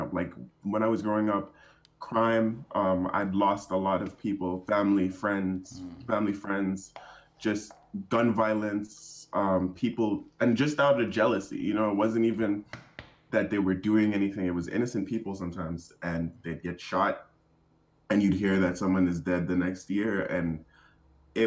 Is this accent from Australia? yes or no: no; Cayman Islands; moved away as an adult; also born or lived in Atlanta, Georgia / New York / Jamaica; now in British Columbia, Canada; I'm originally born in Atlanta, Georgia. But I lived in Grand Cayman for most of my life, so that's in the Caribbean.